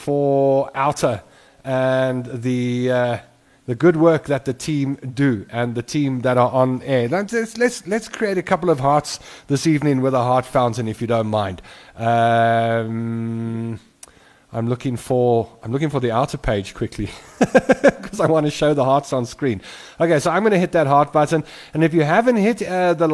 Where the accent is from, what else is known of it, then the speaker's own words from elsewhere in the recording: Springs, Gauteng, South Africa; moved away; I haven't been back to my hometown of Springs for a couple of years